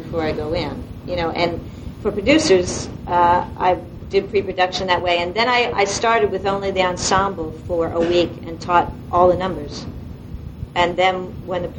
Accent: Delaware, United States; now in New York, United States; I'm from Delaware, and in Delaware I choreographed a lot of community theater and college theater

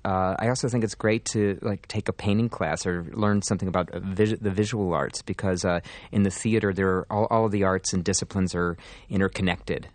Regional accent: Pittsburgh, Pennsylvania, United States; moved away; my hometown

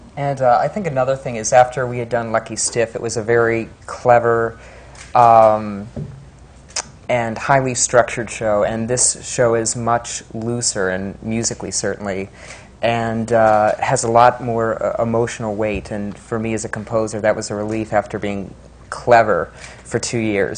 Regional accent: Pittsburgh, Pennsylvania, United States; I was born in Pittsburgh

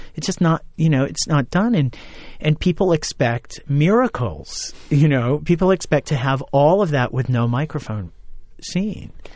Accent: Orange County, New York, United States; moved away as an adult; also born or lived in Ithaca, New York; I went to Orange County Community College in my hometown as a music major

